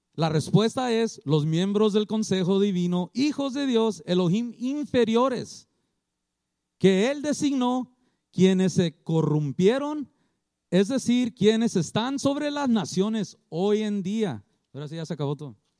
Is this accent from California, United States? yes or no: yes; Culver City, California, United States; now in Long Beach, United States; yo no fui criado aquí, yo fui criado en Culver City